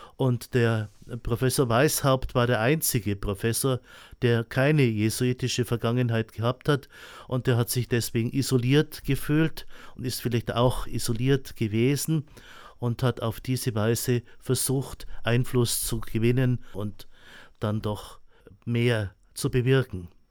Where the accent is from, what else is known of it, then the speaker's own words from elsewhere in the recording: Eichstätt, Bavaria, Germany; ich bin in Eichstätt geboren, bin in Eichstätt in die Schule gegangen und habe die meiste Zeit auch in Eichstätt studiert. Bin ein alter Eichstätter